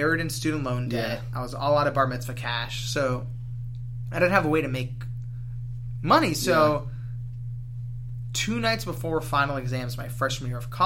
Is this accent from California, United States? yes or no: yes; Los Angeles, California, United States; I grew up